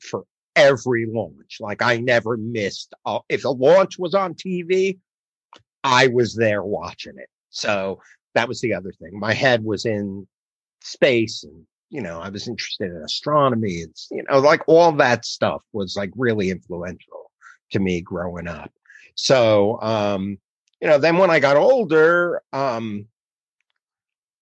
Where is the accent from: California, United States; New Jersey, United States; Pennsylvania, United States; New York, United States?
New Jersey, United States; the Oranges; I was born and raised in New Jersey, the Oranges, which is a suburb of Newark